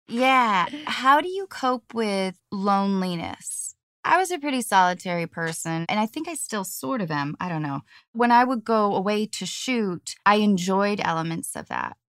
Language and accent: English; Washington, United States; now in Los Angeles, United States; I grew up in Washington State where it rains all the time